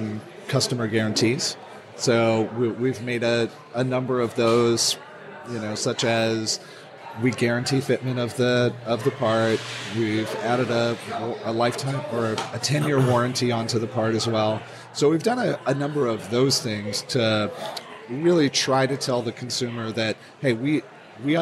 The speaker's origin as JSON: {"language": "English", "region": "California", "country": "United States", "said": "I'm from California"}